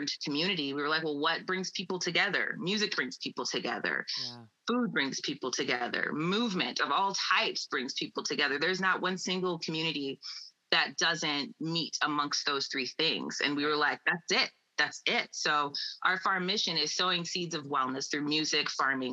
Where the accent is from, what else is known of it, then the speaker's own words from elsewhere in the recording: Iowa, United States; moved away as an adult; now in California, United States; we grew up in Iowa in farming communities